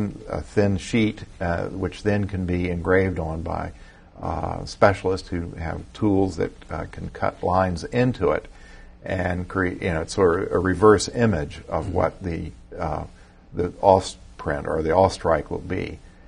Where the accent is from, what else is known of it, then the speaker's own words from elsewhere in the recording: North Carolina, United States; moved away; I'm from North Carolina originally